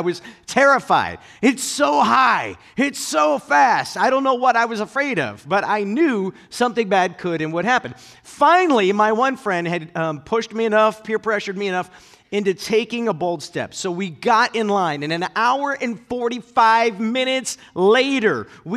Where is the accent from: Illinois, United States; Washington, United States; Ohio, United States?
Ohio, United States; Akron; I grew up in Northeast Ohio in the Akron area